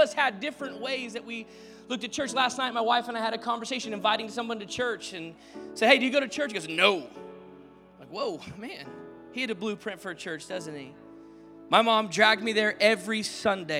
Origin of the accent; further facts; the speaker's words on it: Dallas, Texas, United States; also born or lived in Arizona; now in Orange County, United States; we lived in Arizona, we grew up in Dallas, and we moved to Orange County to plant this church